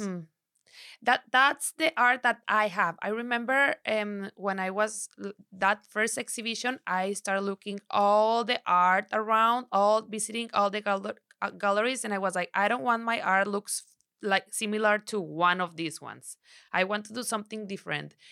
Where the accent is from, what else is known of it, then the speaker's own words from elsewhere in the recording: Sinaloa, Mexico; English is a second language; also born or lived in Torreón, Coahuila; I'm from Sinaloa. I born in Torreón, Coahuila, but since I was, uh, six months o, six months, my, my mom and my dad take me to Sinaloa. So, I've been there forever.